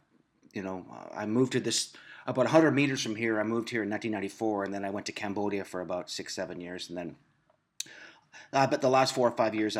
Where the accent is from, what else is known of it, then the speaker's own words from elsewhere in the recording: Picton, Ontario, Canada; my friend Tim Morch, who is also from my hometown in Prince Edward County, Ontario, Picton